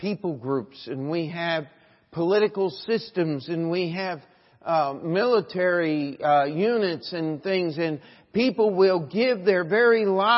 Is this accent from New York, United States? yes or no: yes; New York, United States; moved away; I'm from New York